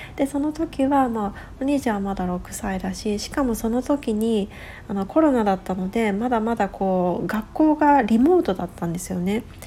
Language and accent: Japanese; Japan; now in West Coast, United States; 私自身田舎で育っている